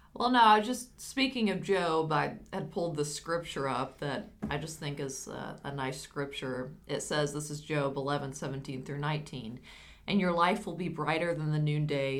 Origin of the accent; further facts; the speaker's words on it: United States; I'm American